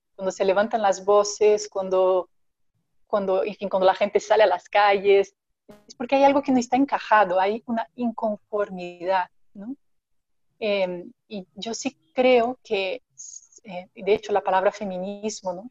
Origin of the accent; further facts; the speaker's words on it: Brazil; now in Mexico; soy, brasileña